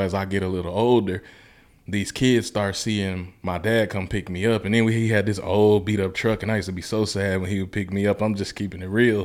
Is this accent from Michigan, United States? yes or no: no; Mississippi, United States; moved away as an adult; also born or lived in Memphis, Tennessee; I grew up my whole life in Mississippi till eighteen